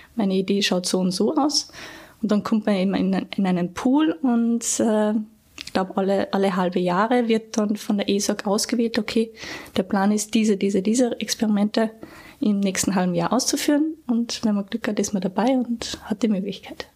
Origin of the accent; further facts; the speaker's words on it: Gastein Valley, Salzburg, Austria; moved away; also born or lived in Graz; Ich bin ursprünglich aus dem Gasteinertal in Salzburg, habe dort ganz normal Volksschule und Hauptschule ähm, absolviert